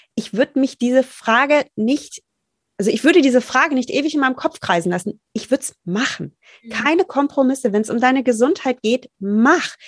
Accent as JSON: {"language": "German", "area": "Rheinhessen", "region": "Rhineland-Palatinate", "country": "Germany", "said": "Ich komme aus Rheinhessen"}